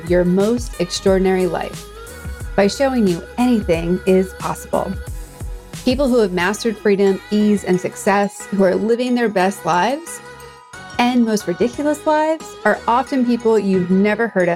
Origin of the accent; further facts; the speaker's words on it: Boston, Massachusetts, United States; now in Southern California, United States; I'm here in Southern California, but I'm from Boston area